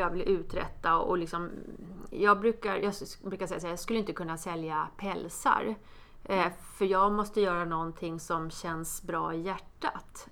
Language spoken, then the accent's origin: Swedish; Botkyrka, Stockholm County, Sweden; jag är från Botkyrka, eh, från förorten